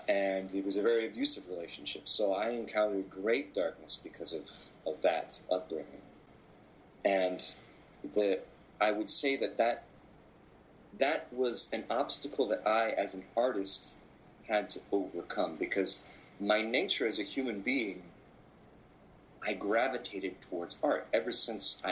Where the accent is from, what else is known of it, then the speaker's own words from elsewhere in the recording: Anchorage, Alaska, United States; I was born in Anchorage, Alaska.